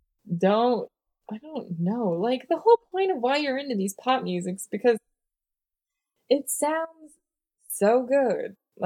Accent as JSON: {"language": "English", "region": "the South", "country": "United States", "accent": "southern", "said": "Bringing out my southern accent over here."}